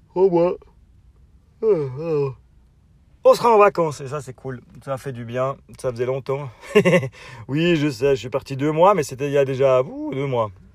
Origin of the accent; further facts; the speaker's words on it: Switzerland; accent: Swiss; mon accent suisse